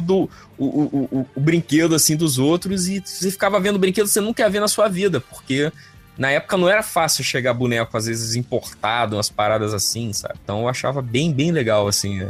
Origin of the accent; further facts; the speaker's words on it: Vitória, Espírito Santo, Brazil; Eu, quando eu era criança lá em, em Vitória Espírito Santo